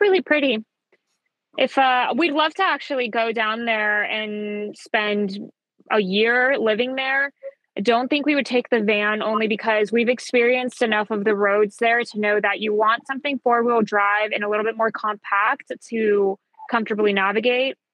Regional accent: Atlanta, Georgia, United States; also born or lived in New York; I'm not from Colombia, but my parents are. So I was raised Colombia, and all my friends growing up were Colombian, even though we lived in Atlanta.

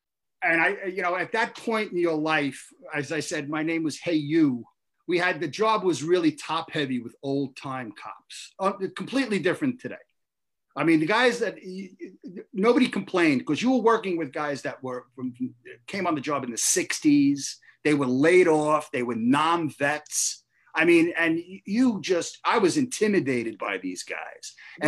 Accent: Brooklyn, New York, United States; born or raised there

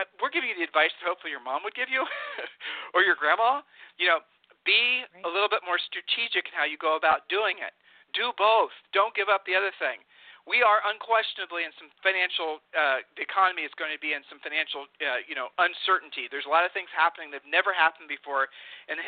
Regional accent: Ohio, United States; we are from Ohio

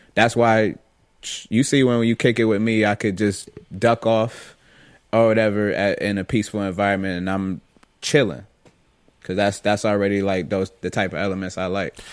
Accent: Rochester, New York, United States; now in Florida, United States; growing up in Rochester and on the west side

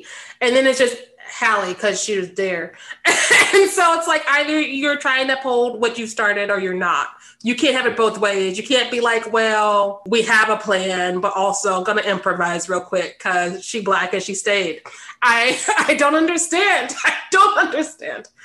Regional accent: United States; I'm an American

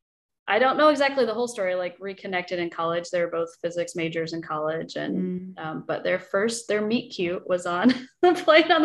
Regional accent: Indiana, United States; growing up in Indiana

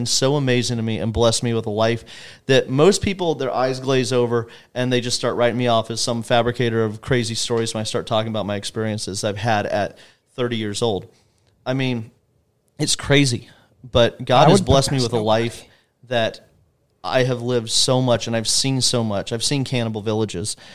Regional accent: Polk County, Florida, United States; also born or lived in Los Angeles, California; I was born and raised in Polk County, but when I was 8 years old, my dad took a job as the head of construction for a mission agency. Mm-hmm. And so we moved out to Los Angeles for a few years and thankfully just a few years.

